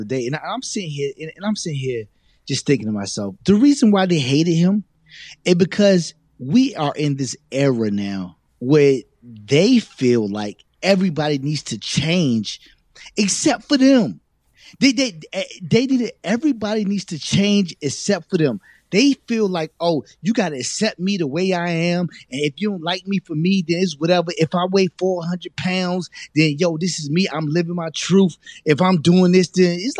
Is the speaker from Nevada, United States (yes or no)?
no; Virginia, United States; we grew up in Virginia.